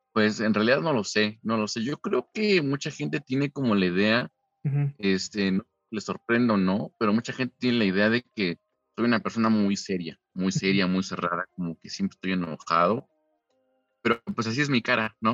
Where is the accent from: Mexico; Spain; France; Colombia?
Mexico; yo soy mexicano